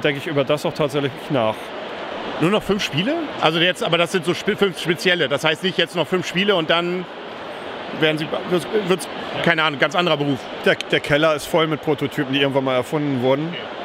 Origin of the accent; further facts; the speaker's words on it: East Frisia, Lower Saxony, Germany; von uns Ostfriesen